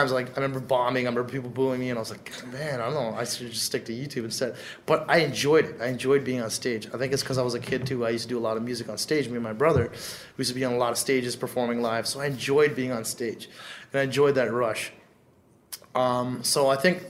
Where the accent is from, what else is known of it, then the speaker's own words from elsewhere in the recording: Canada; a South Asian dude growing up in Canada